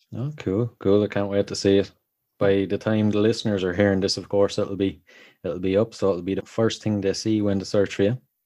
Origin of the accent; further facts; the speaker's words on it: Ireland; accent: Irish; I'm from Ireland